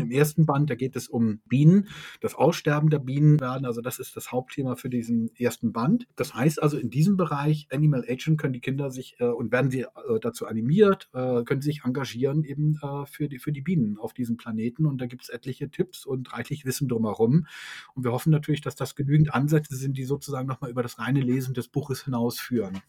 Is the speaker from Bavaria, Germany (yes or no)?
no; Hamburg, Germany; wir kommen auch beide aus Hamburg